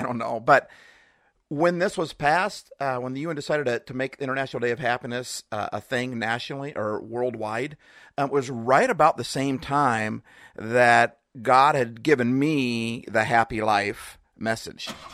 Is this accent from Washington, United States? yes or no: yes; Seattle, Washington, United States; I'm from Seattle